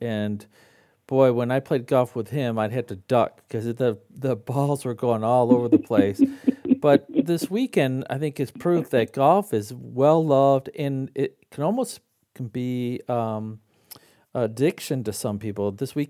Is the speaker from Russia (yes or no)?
no; Midland, United States; Well, last weekend I was up at my hometown of Midland and I decided to take a little side trip past the golf courses I learned how to play on.